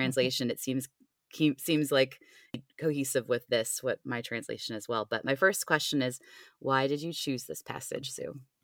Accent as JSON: {"language": "English", "town": "Cleveland", "region": "Ohio", "country": "United States", "tie": "born or raised there", "moved": "yes", "said": "I grew up in Cleveland"}